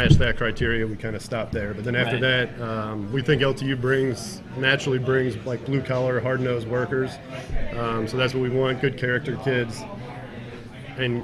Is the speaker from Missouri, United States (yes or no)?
yes; St. Louis, Missouri, United States; moved away as an adult; now in Michigan, United States; I grew up in the St. Louis area